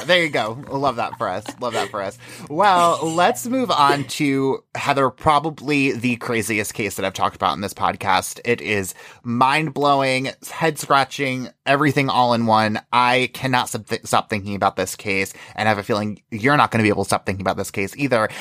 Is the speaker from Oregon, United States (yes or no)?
no; New York, United States; I'm from New York